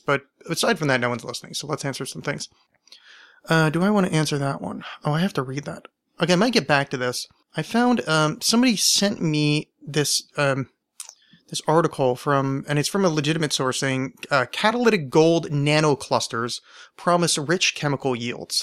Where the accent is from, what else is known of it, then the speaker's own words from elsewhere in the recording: United States; as an American